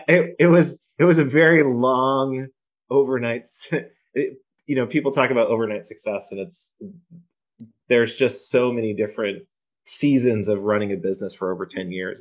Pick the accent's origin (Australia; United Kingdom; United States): United States; Poughkeepsie, New York; moved away as an adult; now in Boston, United States; I grew up in Poughkeepsie, which is just on the end of the train line from New York City